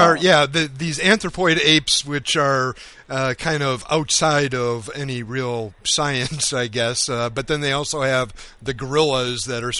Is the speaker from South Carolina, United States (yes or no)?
no; Wisconsin, United States; I grew up in Wisconsin